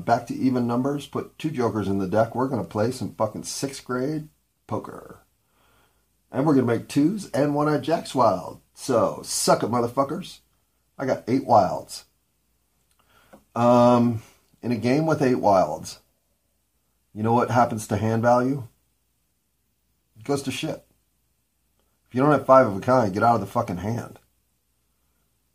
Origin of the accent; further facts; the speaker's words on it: United States; I'm an American